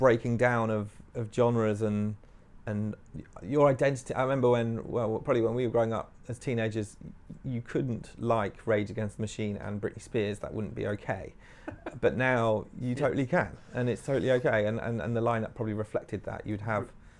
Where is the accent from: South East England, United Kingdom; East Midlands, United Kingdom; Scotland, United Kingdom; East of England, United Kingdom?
East Midlands, United Kingdom; Nottingham; moved away as an adult; also born or lived in Swansea; now in London, United Kingdom; I was a kid growing up in Nottingham